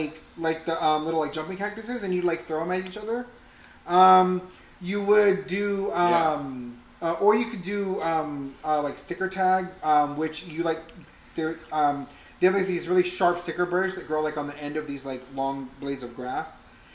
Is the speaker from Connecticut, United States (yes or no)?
no; South Texas, United States; I grew up in South Texas.